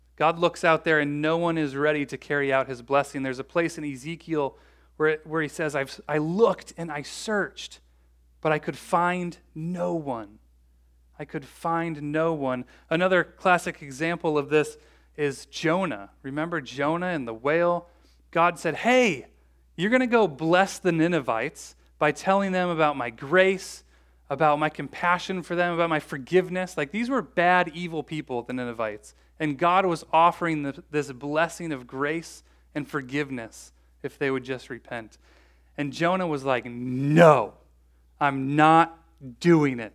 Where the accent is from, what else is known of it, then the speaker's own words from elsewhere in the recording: Bloomington, United States; I grew up in Bloomington